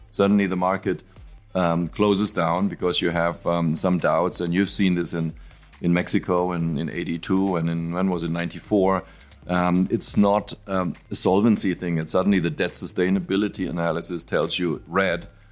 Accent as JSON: {"language": "English", "town": "Frankfurt", "region": "Hesse", "country": "Germany", "said": "I'm from Frankfurt and and and and what we have is a local speciality which is apple wine."}